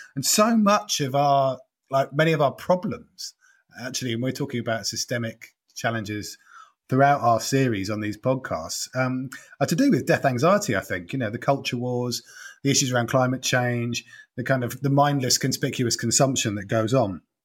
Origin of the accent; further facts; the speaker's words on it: Norfolk, East of England, United Kingdom; now in London, United Kingdom; I'm from Norfolk and live in London.